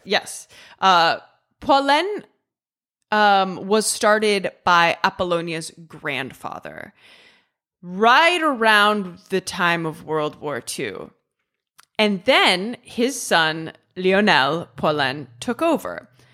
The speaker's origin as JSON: {"language": "English", "region": "Ohio", "country": "United States", "also_born_or_lived": "England", "moved": "yes", "lives_now": "Italy", "said": "I'm from the Midwest. I'm from Ohio"}